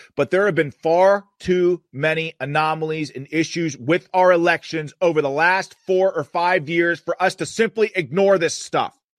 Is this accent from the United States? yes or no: yes; Pennsylvania, United States; in Pennsylvania, in my home state, the Commonwealth of Pennsylvania